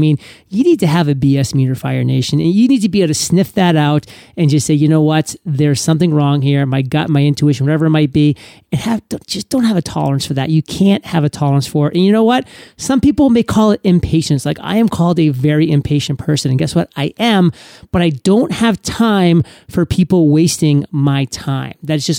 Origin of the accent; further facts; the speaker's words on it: Maine, United States; I'm from New England. I'm from Maine, actually. So Boston Red Sox was my team growing up.